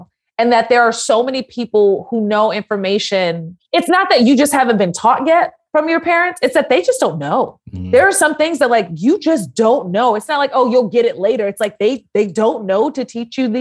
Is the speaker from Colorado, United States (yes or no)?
no; New York City, New York, United States; I grew up in Harlem after my family got out of the military. So I'm originally from Harlem